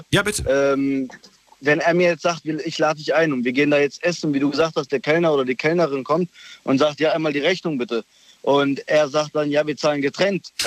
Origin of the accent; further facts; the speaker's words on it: Lörrach, Baden-Württemberg, Germany; ich komme aus Lörrach.